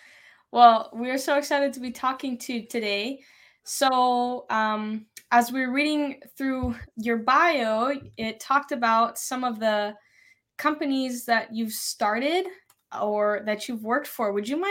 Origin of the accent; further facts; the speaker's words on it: Fort Collins, Colorado, United States; I am from Fort Collins, Colorado.